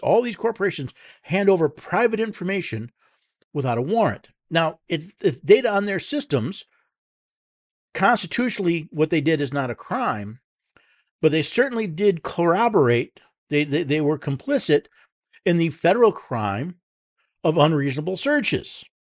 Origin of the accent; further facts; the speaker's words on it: Tennessee, United States; from my hometown, uh, home state of Tennessee